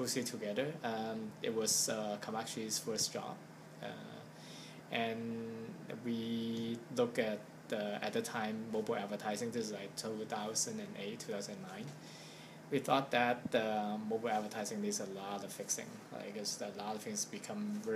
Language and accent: English; Hong Kong; I'm from Hong Kong